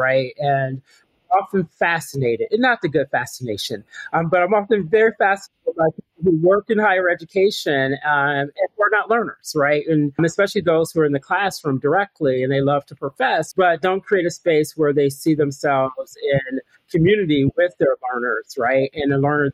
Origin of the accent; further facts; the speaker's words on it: outside of Cleveland, Ohio, United States; moved away as an adult; also born or lived in North Carolina / New York City / Boston; I grew up in Ohio